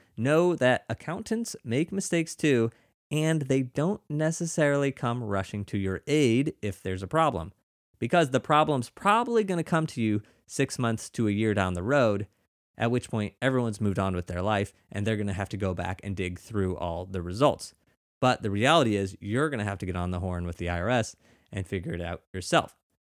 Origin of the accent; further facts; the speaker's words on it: Missouri, United States; now in New York, United States; where I grew up in Missouri